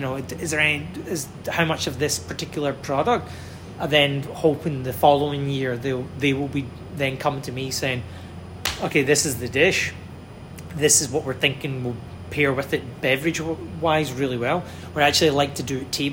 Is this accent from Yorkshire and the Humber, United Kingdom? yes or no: no; Glasgow, Scotland, United Kingdom; moved away; my hometown, Glasgow